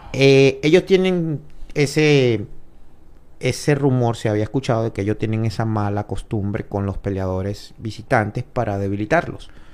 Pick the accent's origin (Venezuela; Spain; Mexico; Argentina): Venezuela; now in Dominican Republic; como venezolano